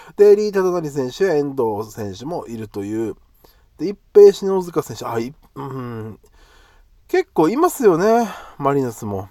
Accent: Okinawa, Japan; 僕の地元沖縄

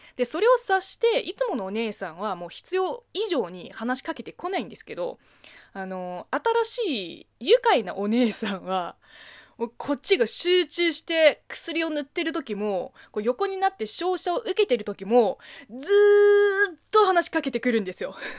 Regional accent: China; Japanese is a second language; moved away as an adult; now in Japan; 中国生まれ、中国育ち

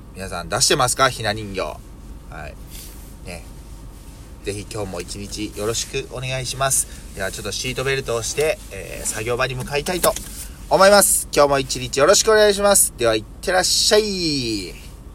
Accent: Yokkaichi, Mie, Japan

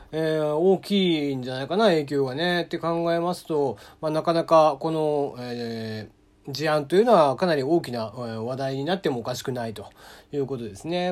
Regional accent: Kagoshima, Japan; accent: Kagoshima dialect; first language Japanese; moved away; 僕もこう、感情が高ぶったりとかすると、実はこう、鹿児島弁が結構出たりとかしちゃいます。で、まあそういうのはやっぱり母国語というのが、まあ日本語でありつつ、鹿児島弁なんですよね。

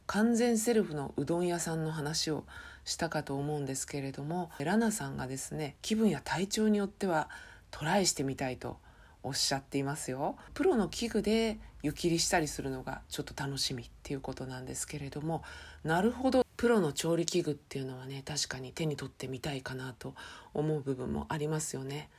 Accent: Chiba, Japan; 地元千葉県

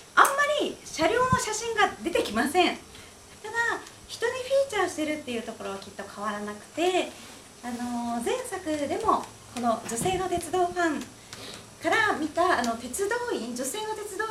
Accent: Kansai, Japan; moved away; 私がもともと出身の関西

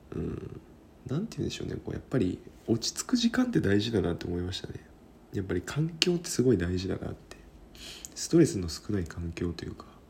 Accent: Kyushu, Japan; also born or lived in Sendai; now in Tokyo, Japan; 九州が地元なんですけどね

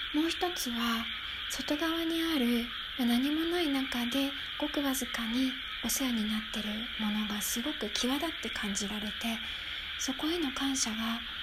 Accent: Tokyo, Japan; moved away; 私は東京育ちなんですが今は何にもない田舎に住んでいます

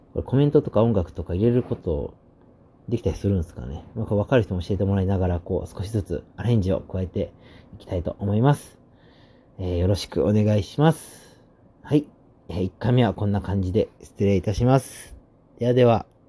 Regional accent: Osaka, Japan; now in Tokyo, Japan; 大阪府出身でして、現在27歳の東京で会社員をしております

